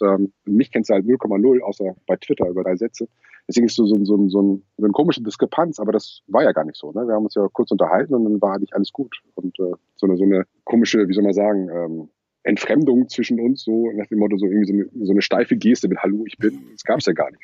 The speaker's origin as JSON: {"language": "German", "town": "Lübeck", "region": "Schleswig-Holstein", "country": "Germany", "tie": "born or raised there", "moved": "yes", "lives_now": "Kiel, Germany", "said": "Ich ähm, bin Wahlkieler, aber gebürtiger Lübecker."}